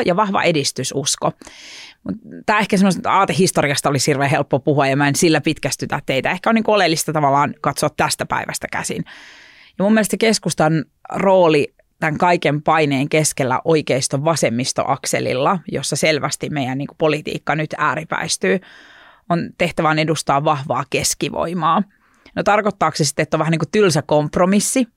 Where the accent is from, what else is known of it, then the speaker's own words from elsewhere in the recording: Oripää, Southwest Finland, Finland; also born or lived in Turku; mä oon Varsinais-Suomesta, muuttanut kotiseudulleni pieneen maalaispaikkakuntaan nimeltä Oripää noin kolme vuotta sitten takaisin